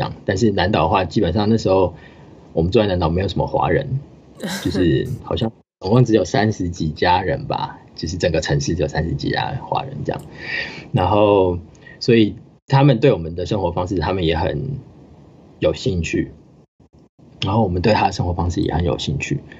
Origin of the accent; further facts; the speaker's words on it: New Zealand; 我真的是很幸运可以在这个环境下长大，因为在纽西兰的话，它的环境就是一个，这就是一个 normal 的 situation